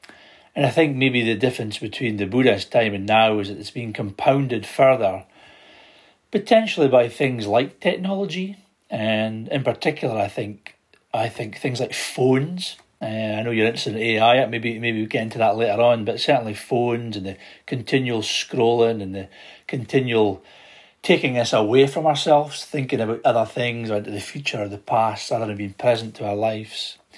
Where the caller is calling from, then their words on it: Scotland, United Kingdom; I'm joining you from Aberdeenshire in northeast Scotland.